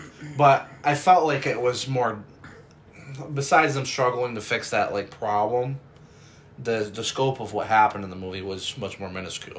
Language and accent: English; New York, United States; if for anybody who doesn't know, we're from New York. Not city, but from New York State.